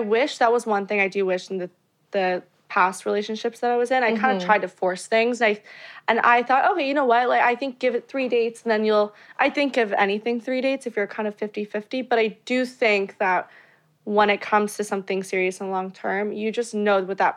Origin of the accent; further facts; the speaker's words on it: Florida, United States; now in Los Angeles, United States; I was born in Florida, live